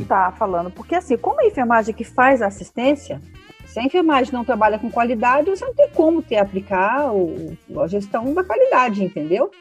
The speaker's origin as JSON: {"language": "Portuguese", "region": "São Paulo", "country": "Brazil", "said": "eu sou aqui de São Paulo"}